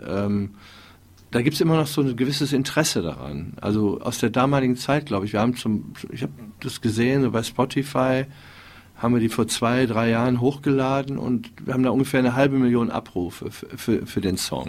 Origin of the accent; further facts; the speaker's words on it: Wuppertal, North Rhine-Westphalia, Germany; Ja, also ich bin ja in Wuppertal ähm, aufgewachsen